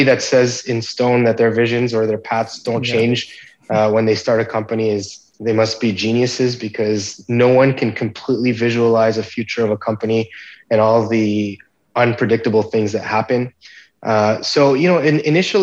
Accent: Montreal, Quebec, Canada; I was born in Montreal in Canada

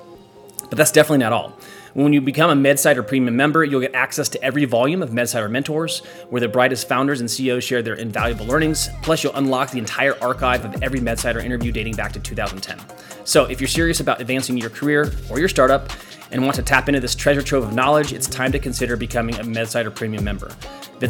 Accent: Midwest, United States; moved away as an adult; also born or lived in Orange County; now in Tahoe area, United States; I grew up in the Midwest, and we've been out on the West Coast for, gosh, the past 7 or 8 years now

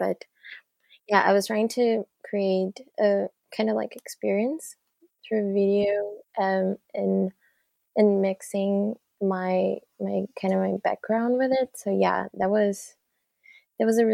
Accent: Brazil; moved away as an adult; now in Victoria, Canada; I'm 25. I'm from Brazil

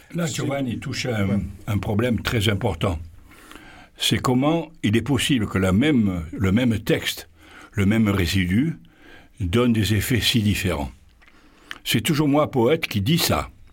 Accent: Marseille, Provence-Alpes-Côte d'Azur, France; chez nous à Marseille

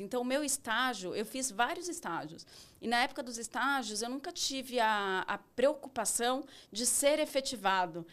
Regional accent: São Paulo, Brazil; eu vivi minha infância, sou paulista paulistana, família paulista paulistana.

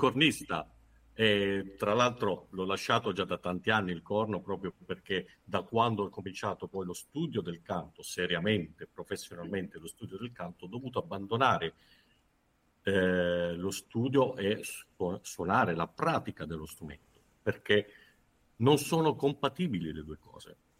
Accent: San Severo, Apulia, Italy; sono pugliese di San Severo Foggia, quindi abitavo a San Severo

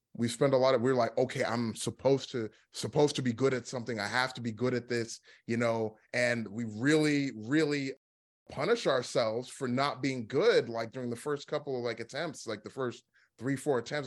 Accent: Dallas, Texas, United States; also born or lived in Philadelphia; I grew up here in Dallas. Like, this is where, like, you know, I mean, this is where I spent most of my life. So, this is technically my hometown.

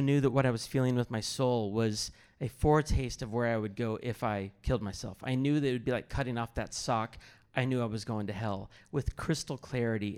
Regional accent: Kansas City, United States; I grew up in Kansas City area

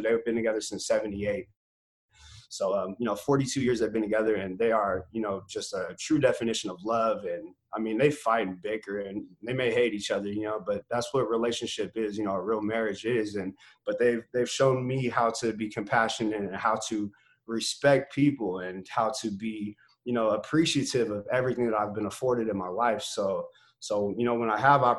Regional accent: North Highlands, California, United States; I'm from North Highlands

